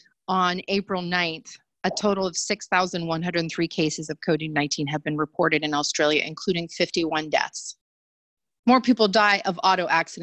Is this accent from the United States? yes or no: yes; United States; moved away; as an American who's overseas